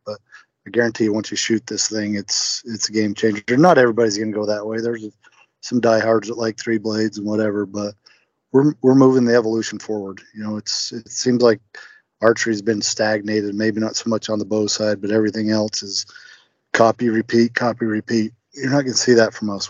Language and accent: English; Utah, United States; also born or lived in Kentucky; now in Indiana, United States; born and raised in Utah. Grew up hunting